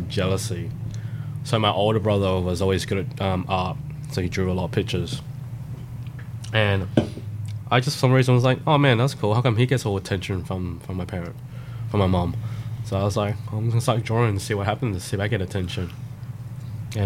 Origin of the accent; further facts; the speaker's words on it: South Australia, Australia; also born or lived in Thailand; I moved to Australia practically a couple months old